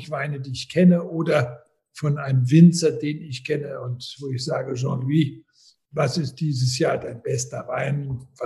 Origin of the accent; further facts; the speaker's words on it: Austria; als Österreicher